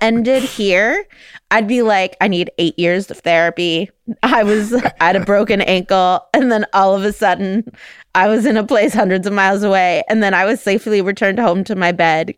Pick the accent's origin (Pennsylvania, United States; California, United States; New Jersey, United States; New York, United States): California, United States; moved away; I'm from California.